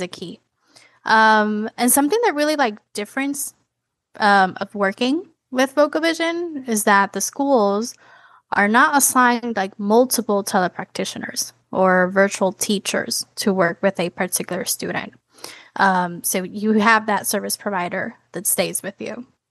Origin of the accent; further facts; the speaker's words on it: Puerto Rico; now in Florida, United States; I come from Puerto Rico, a small island